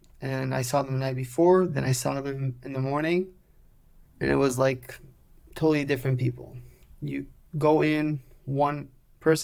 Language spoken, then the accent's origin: English; Petah Tikva, Central District, Israel; English is a second language; So I was born and raised in Israel. I'm 29 years old. 29, yeah. I grew up in Petah Tikva in Israel.